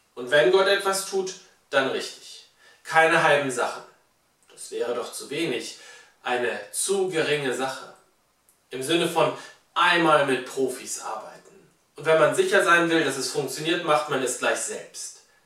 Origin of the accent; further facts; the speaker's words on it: Germany; wir als Deutsche